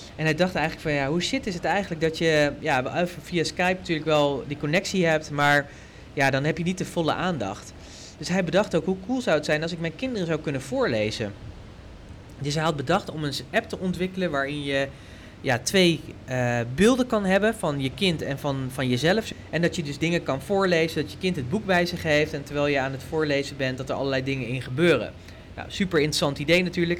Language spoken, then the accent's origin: Dutch; Netherlands; wij als Nederlanders